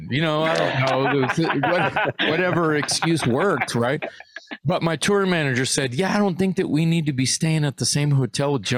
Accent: Texas, United States; I'm from Texas. Right. I'm used to this kind of heat.

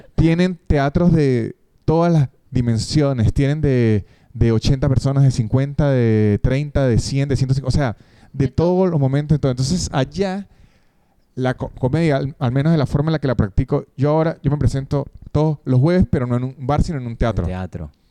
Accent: San Cristóbal, Táchira, Venezuela; also born or lived in Caracas; now in Argentina; yo no soy de Caracas, la capital de, Venezuela, yo soy de San Tobal

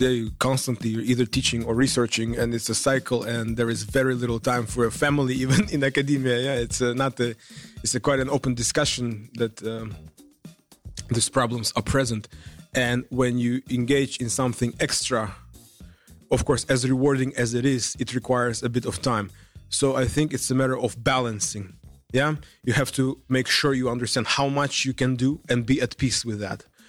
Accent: Uzbekistan; moved away as an adult; now in Netherlands; I come from Uzbekistan, a Central Asian country

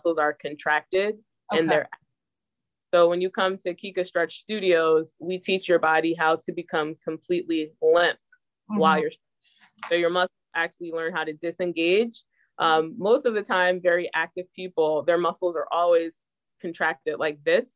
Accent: New Jersey, United States; I'm from New Jersey

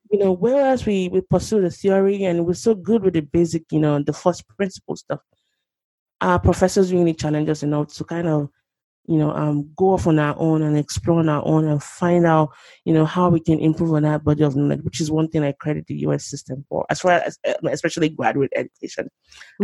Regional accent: Lagos, Nigeria; moved away as an adult; now in Oklahoma, United States; I grew up in Nigeria, Lagos, Nigeria, to be precise. Um, spent the first two decades of my life there, and then I mm. moved to the US um, 11 years ago.

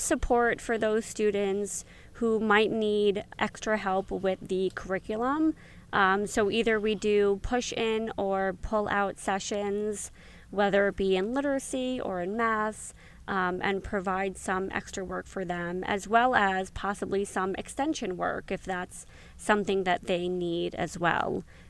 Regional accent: New York City, New York, United States; I am born and raised in New York City, went to school all throughout in the city in Manhattan, and continued on in college and graduate school at New York University

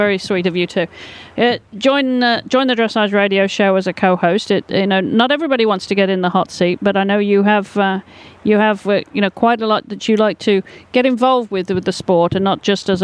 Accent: England, United Kingdom; growing up in England, you know, we rode ponies bareback

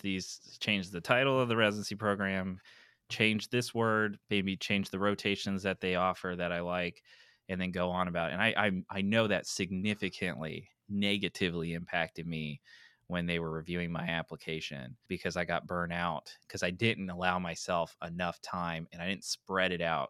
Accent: East Tennessee, United States; I'm from East Tennessee

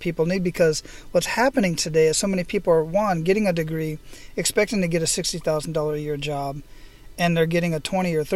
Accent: Phoenix, Arizona, United States; moved away as an adult; I was at the Phoenix Zoo where I grew up at in Phoenix.

